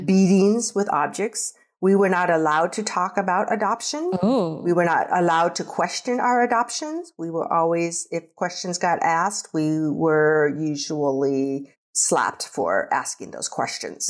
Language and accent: English; Nebraska, United States; also born or lived in Korea; I was raised in Nebraska on a farm with my siblings